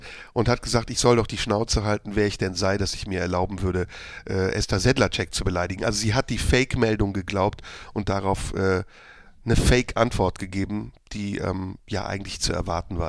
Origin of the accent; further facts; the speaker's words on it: Neuss, North Rhine-Westphalia, Germany; now in Cologne, Germany; Ich bin als Kind äh, im Rheinland groß geworden, hier direkt um die Ecke in Neuss